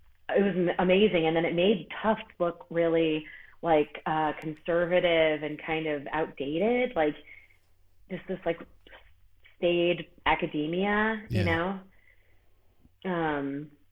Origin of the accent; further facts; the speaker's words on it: Worcester, Massachusetts, United States; moved away as an adult; also born or lived in Boston / New York City; now in Upstate New York, United States; I'm from Worcester, which is even more towny.